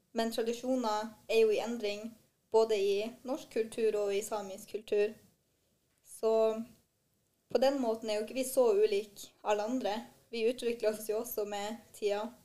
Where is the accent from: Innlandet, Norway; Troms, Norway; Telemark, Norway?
Troms, Norway; Skånland; also born or lived in Trondheim; er 22 år og kommer ifra Skånland som ligger i Sør-Troms